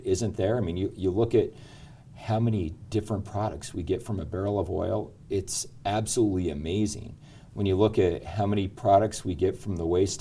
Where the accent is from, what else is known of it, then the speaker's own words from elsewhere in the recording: Elko, Nevada, United States; I'm a mining kid. My old man was a gold miner, born and raised in Elko